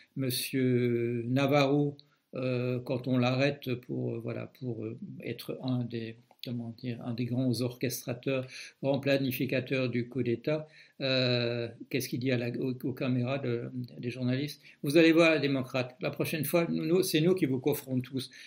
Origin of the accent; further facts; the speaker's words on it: Belgium; moi je suis belge